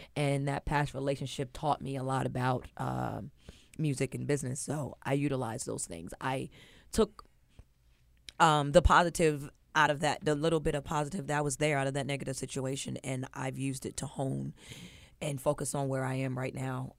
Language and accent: English; New Jersey, United States; also born or lived in Virginia; I was born in Virginia. Um, my mother moved to New Jersey when I was three